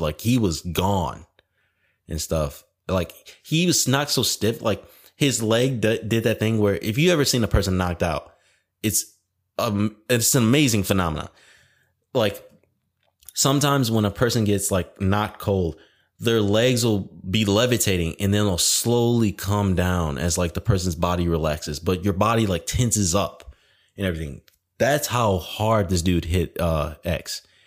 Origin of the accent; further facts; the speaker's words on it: Detroit, Michigan, United States; moved away; lived in Detroit. I was born in Detroit.